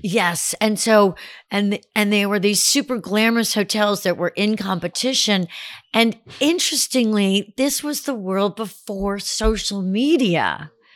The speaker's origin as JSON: {"language": "English", "town": "Glastonbury", "region": "Connecticut", "country": "United States", "tie": "born or raised there", "said": "I grew up in a town called Glastonbury"}